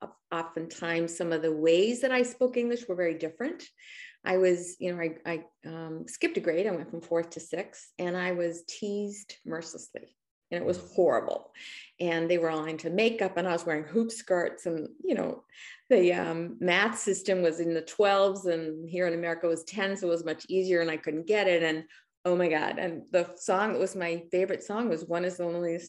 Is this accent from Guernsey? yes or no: no; Australia; now in United States; both of us are immigrants. I was born in Australia in the outback